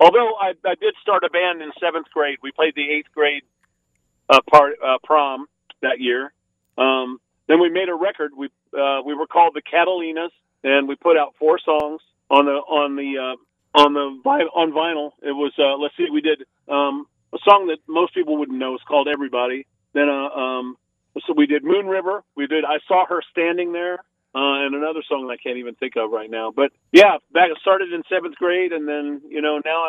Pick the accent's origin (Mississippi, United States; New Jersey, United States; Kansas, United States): Kansas, United States; Lawrence; moved away as an adult; my hometown, Lawrence